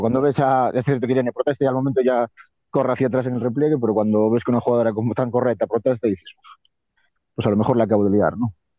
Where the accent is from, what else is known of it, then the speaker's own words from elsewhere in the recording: Viveiro, Galicia, Spain; de Viver, de mi pueblo